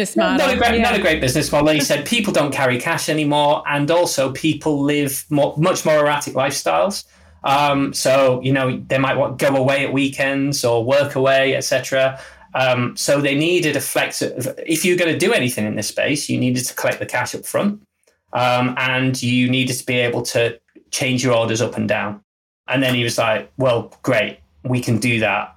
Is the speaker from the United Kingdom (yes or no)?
yes; Middlesbrough, North East England, United Kingdom; now in Leeds, United Kingdom; I'm from the north. I'm from a much smaller town than Leeds. I'm from Middlesbrough, so a much smaller place.